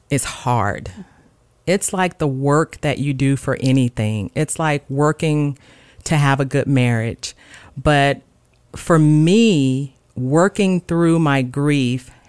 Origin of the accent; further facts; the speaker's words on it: the South, United States; I grew up on music and I grew up in the South and, you know, we just listened to music all the time, gospel music and sang